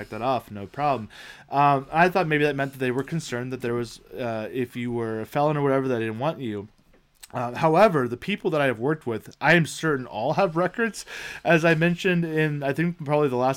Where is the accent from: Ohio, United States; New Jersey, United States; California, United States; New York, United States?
Ohio, United States; we're from Ohio